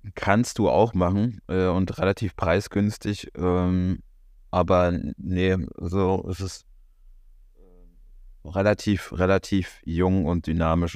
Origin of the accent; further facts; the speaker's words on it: Berlin, Germany; als Berliner